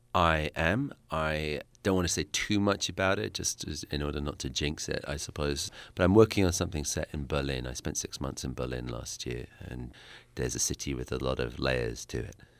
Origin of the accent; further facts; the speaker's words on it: Essex, East of England, United Kingdom; accent: British; I'm from Essex, which is to London what, let's say, Jersey is to New York.